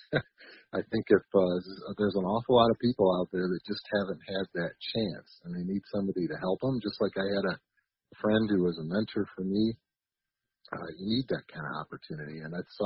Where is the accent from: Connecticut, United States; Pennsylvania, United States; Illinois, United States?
Illinois, United States; Chicago; I grew up grew up in the Chicago area.